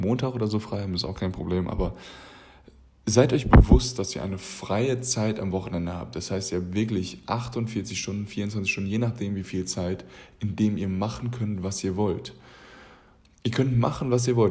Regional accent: Germany; Wir als Deutsche

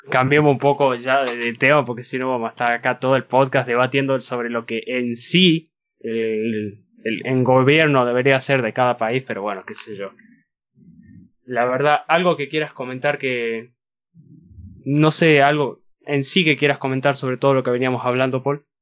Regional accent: Argentina; vivir acá en Argentina

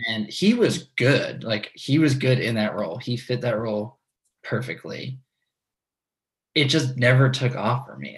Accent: New York, United States; growing up in New York

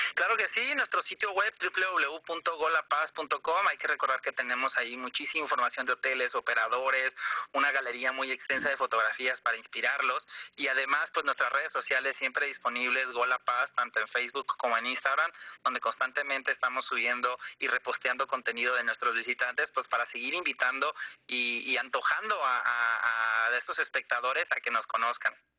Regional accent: Mexico; Nosotros como mexicanos

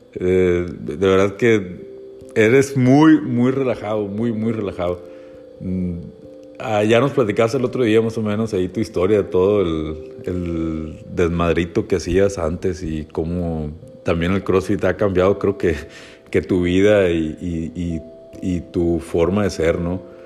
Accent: Hermosillo, Sonora, Mexico; also born or lived in Guaymas, Sonora; now in La Paz, Mexico; somos originarios pues, de Sonora, eh, de Guaymas, bueno, yo soy Hermosillo

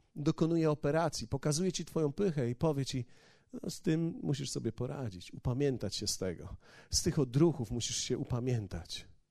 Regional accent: Poland; moved away as an adult; ja z Polski przyjechałem

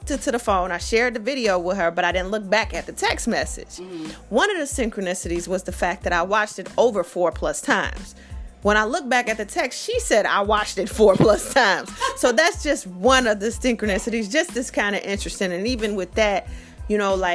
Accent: Chicago, Illinois, United States; I'm from Chicago

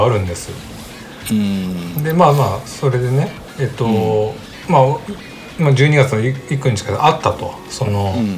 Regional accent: Mie, Japan; moved away; 地元の三重に帰ってたのね

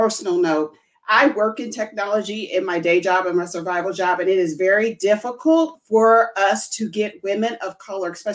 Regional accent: near Chicago, Illinois, United States; Chicago, which is, you know, near my hometown

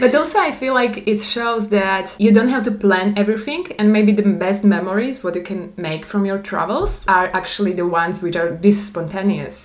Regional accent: Slovakia; English is a second language; moved away as an adult; also born or lived in Prague, Czech Republic / Taiwan; from Slovakia, but I lived in Czechia.

